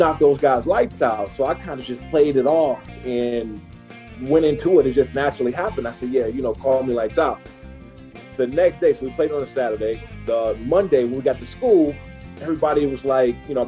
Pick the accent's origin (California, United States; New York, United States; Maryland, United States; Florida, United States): Maryland, United States; Prince George's County; also born or lived in Washington, D.C.; I was born in Washington, D.C., and I grew up in Prince George's County, Maryland.